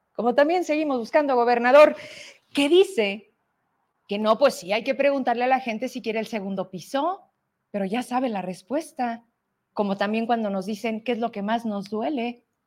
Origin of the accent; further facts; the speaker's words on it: Fresnillo, Zacatecas, Mexico; de dónde vengo, somos de Fresnillo